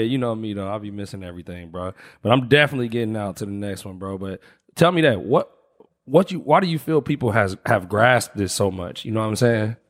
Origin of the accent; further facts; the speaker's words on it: Indianapolis, Indiana, United States; moved away as an adult; also born or lived in Los Angeles, United States; I'm from Indianapolis, but I lived in L A for like eight years.